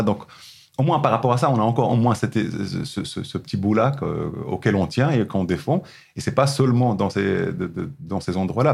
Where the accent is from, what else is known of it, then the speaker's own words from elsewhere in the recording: Morocco; moved away as an adult; quand j'ai quitté le Maroc la première fois, j'avais 23 ans, j'avais jamais voyagé avant à l'extérieur du Maroc